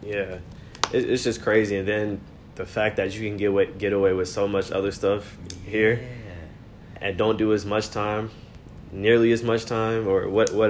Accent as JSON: {"language": "English", "area": "Gwinnett", "region": "Georgia", "country": "United States", "tie": "born or raised there", "also_born_or_lived": "Bronx, New York", "said": "Originally, I was born in the Bronx, VX. I moved here when I was about, what, 7, 8? And I've been here since I moved, 7 or 8. Been in Gwinnett. I'm a Gwinnett boy. What they say? Northside. Northside. 23 years old."}